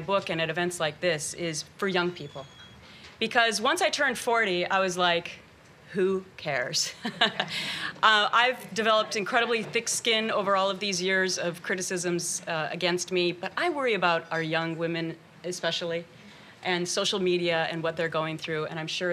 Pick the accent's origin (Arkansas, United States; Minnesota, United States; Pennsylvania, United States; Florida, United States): Minnesota, United States; born or raised there; moved away